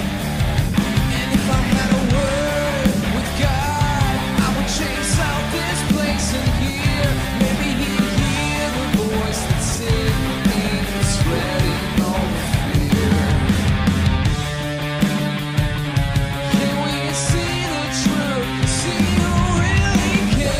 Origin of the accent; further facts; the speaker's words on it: Canada; I'm Canadian